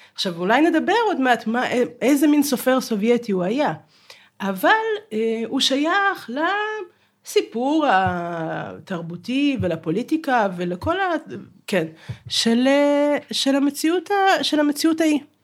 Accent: Kharkiv, Kharkiv Oblast, Ukraine; now in Israel; אני מחרקוב

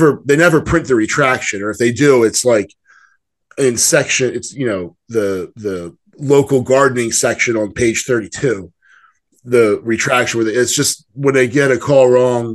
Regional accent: Philadelphia, Pennsylvania, United States; I was born in Philadelphia

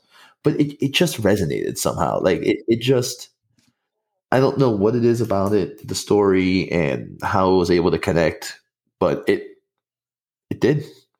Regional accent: Miami, Florida, United States; moved away as an adult; now in Orlando, United States; Grew up, born and raised in Miami, moved up to Orlando coming up almost 7-8 years ago now.

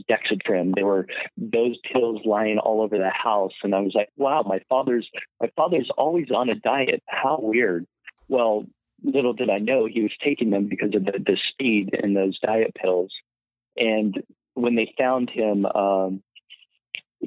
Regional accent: San Francisco Bay Area, Northern California, United States; born or raised there

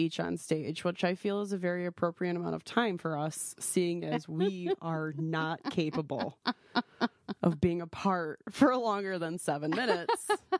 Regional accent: Detroit, Michigan, United States; we're from Detroit, Michigan. We are not local. It's our first time in Fort Wayne.

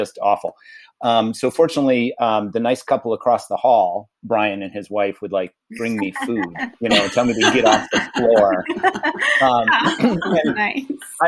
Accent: East Coast, United States; now in Los Angeles, United States; This is an East Coaster

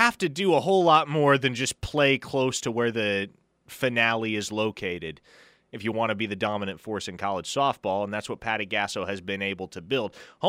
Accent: Omaha, Nebraska, United States; I grew up in Omaha. I grew up going to the College World Series. The stadium was a 20-minute drive from my house.

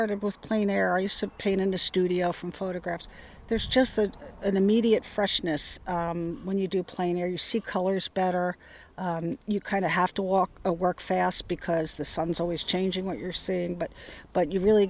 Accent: Mendocino, California, United States; … from Mendocino.

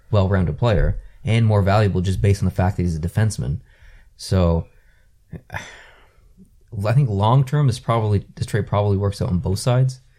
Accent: Canada; I'm a Canadian.

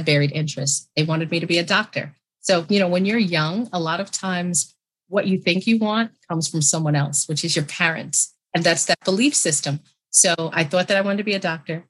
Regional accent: New York City, New York, United States; I'm from New York, born and raised, New York City

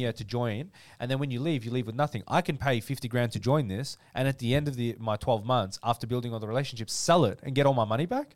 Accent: Dandenong, Victoria, Australia; I am a kid from Dandenong

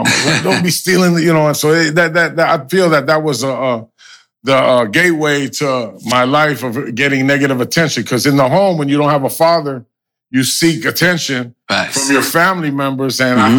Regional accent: Los Angeles, California, United States; also born or lived in Hollywood; I grew up basically in the Baldwin Village.

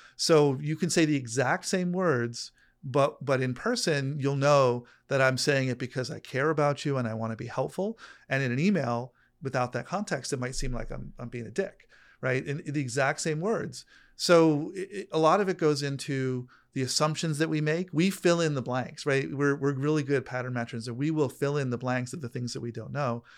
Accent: New York, United States; now in California, United States; I grew up in New York

